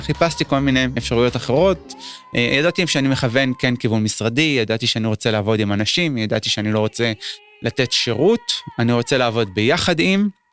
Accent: Kiryat Shmona, Northern District, Israel; בתור ילד קטן בקריית שמונה

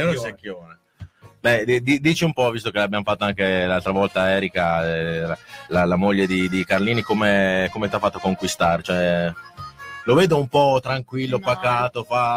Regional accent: Reggio Emilia, Emilia-Romagna, Italy; siamo tutti di Reggio, quindi sappiamo dove abitiamo

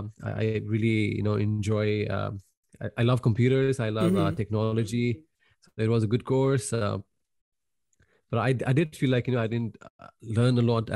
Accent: Nepal; moved away as an adult; But that's what I got signed up when I came from Nepal.

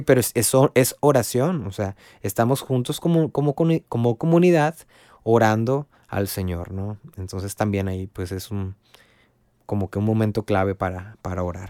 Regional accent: Río Bravo, Tamaulipas, Mexico; soy de Río Bravo, Tamaulipas

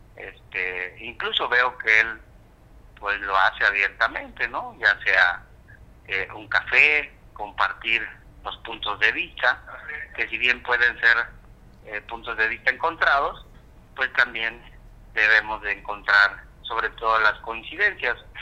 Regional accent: Acapulco, Guerrero, Mexico; Yo soy un hombre que soy de Acapulco, nací aquí, estoy atento, siempre inmerso en la dinámica que lleva Acapulco en su totalidad

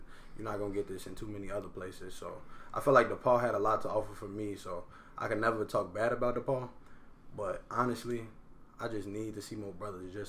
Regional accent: Chicago, Illinois, United States; moved away as an adult; I'm from Chicago.

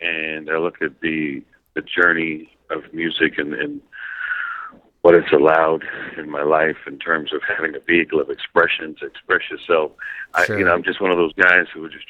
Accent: Mount Vernon, New York, United States; now in Las Vegas, United States; growing up in Mount Vernon, New York

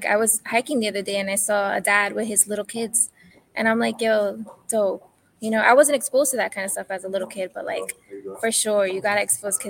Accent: New York City, New York, United States; moved away; also born or lived in New Jersey; Because I grew up in New York. I grew up in Queens, and there wasn't that much like nature.

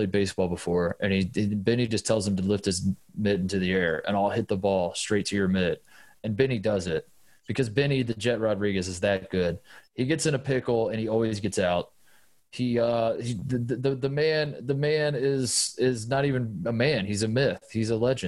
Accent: Indiana, United States; I'm from Indiana

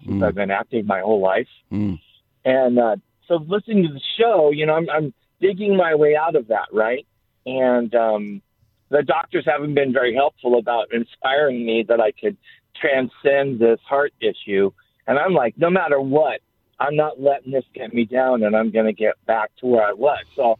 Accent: San Diego, California, United States; San Diego.

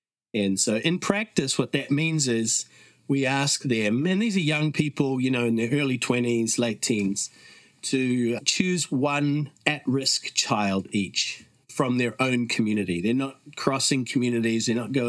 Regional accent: New Zealand; accent: Kiwi; moved away as an adult; also born or lived in Canada / Vancouver, Canada; now in Phnom Penh, Cambodia; I actually grew up here in New Zealand, but I was born in Canada and have lived in the slums in Cambodia for more than 15 years.

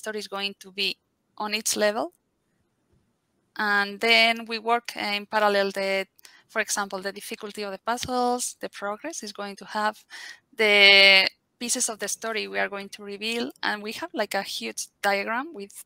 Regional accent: Madrid, Community of Madrid, Spain; I'm from Spain, from Madrid, and I've been working in the games industry for 20 years now

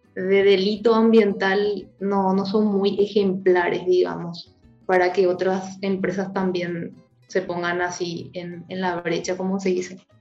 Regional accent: Paraguay; mi país

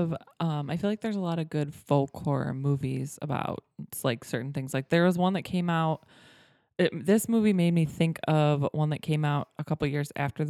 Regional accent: United States; even as an American

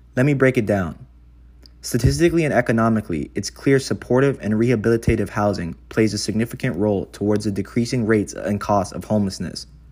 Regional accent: Kailua-Kona, Hawaii, United States; now in Los Angeles, United States; my hometown of Kailua-Kona consists of barely fifteen thousand people

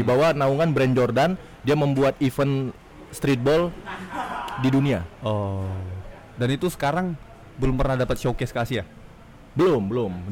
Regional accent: Medan, North Sumatra, Indonesia; aku kayak balik ke kota aku itu ke Medan

